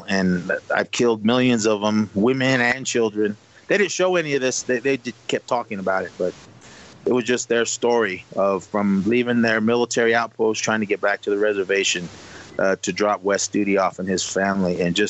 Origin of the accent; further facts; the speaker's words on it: United States; me being Native American